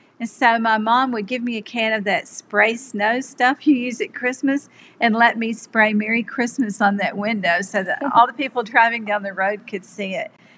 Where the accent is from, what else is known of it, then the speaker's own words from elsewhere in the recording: Birmingham, Alabama, United States; I grew up in Birmingham in a small home in a community called ASIPCO. And ASIPCO is an acronym for American Cast Iron Pipe Company.